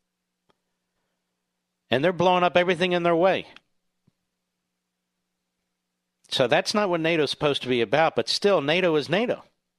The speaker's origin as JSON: {"language": "English", "town": "Cheltenham", "region": "Pennsylvania", "country": "United States", "tie": "born or raised there", "said": "Okay, I grew up in Cheltenham, right next door."}